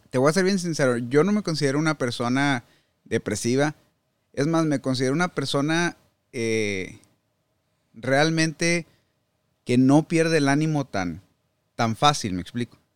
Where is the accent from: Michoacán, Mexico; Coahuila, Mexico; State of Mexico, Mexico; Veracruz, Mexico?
Coahuila, Mexico; Saltillo; moved away as an adult; now in United States; Yo soy de Saltillo, Coahuila. Ahí nací, y ahí crecí.